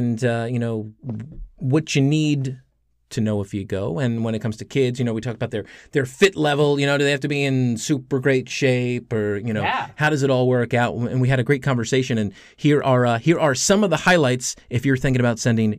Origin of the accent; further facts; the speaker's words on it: East Coast, United States; now in Alaska, United States; I grew up on the East Coast.